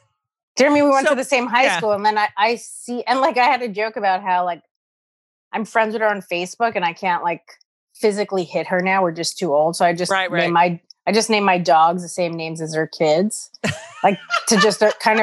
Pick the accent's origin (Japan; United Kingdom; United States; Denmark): United States; New York City, New York; I grew up in Morris Park.